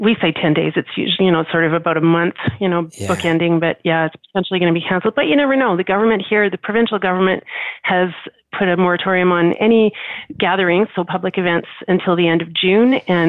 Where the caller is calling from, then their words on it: Canada; Hi, I'm calling from Canada.